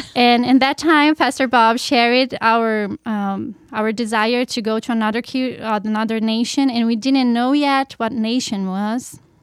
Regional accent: Curitiba, Paraná, Brazil; English is a second language; moved away as an adult; I'm from Brazil, in Curitiba. It's uh, the name of our state is Paraná. And I grew up there

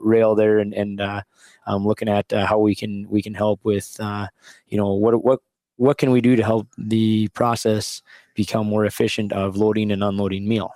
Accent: Wolford, North Dakota, United States; born or raised there

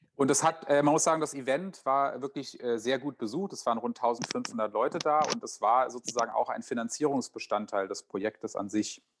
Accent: Friedberg, Hesse, Germany; moved away; nach zehn Jahren Wanderschaft hatte ich das Bedürfnis, wieder in die Heimat zurückzukehren

